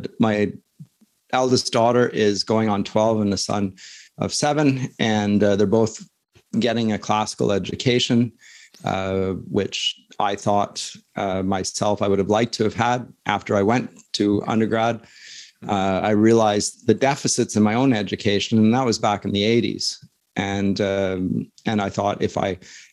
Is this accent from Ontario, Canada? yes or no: yes; London, Ontario, Canada; I was born in London, Ontario. I'm status Mohawk. Interesting fact. But so I grew up in London